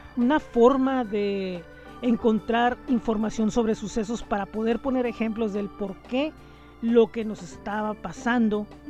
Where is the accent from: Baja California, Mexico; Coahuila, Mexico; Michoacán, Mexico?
Baja California, Mexico; Tijuana; soy tijuanense, nací en el año de 1975